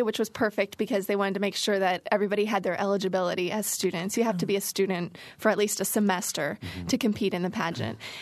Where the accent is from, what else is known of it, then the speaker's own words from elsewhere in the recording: Houston, Texas, United States; moved away as an adult; also born or lived in Cedar Rapids, Iowa; now in Indiana, United States; when I turned five, my dad got a transfer down to Houston, Texas, and it was probably one of the best moves of our life. We missed our family, but it was just a wonderful place for me to grow up